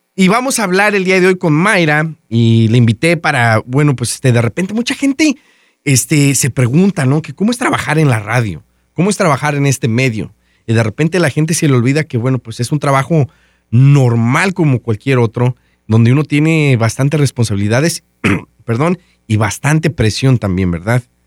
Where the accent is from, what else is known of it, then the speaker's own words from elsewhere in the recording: Mexico; moved away; En mi casa y todos en mi pueblo, allá en México